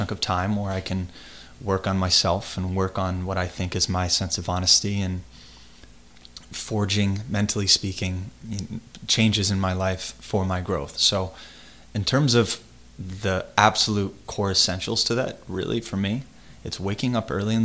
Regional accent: United States; me as an American

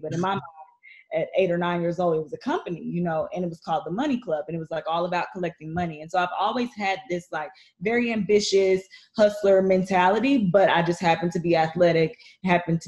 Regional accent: small town in Texas, United States; moved away; Small town growing up

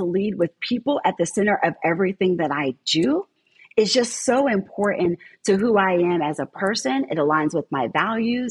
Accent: Southern New Jersey, United States; moved away as an adult; now in St. Petersburg, United States; I grew up in Southern New Jersey

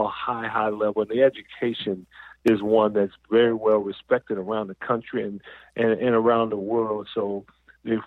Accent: Southern California, United States; I'm from Southern California

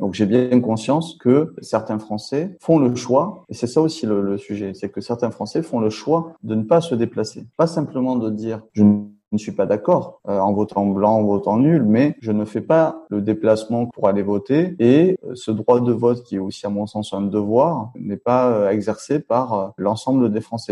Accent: Toulouse, Occitania, France; je suis élu à Toulouse et je viens de Toulouse

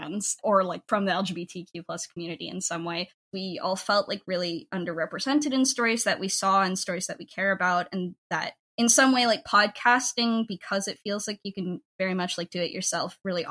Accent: United States; I'm a diaspora Filipino, I grew up in the United States

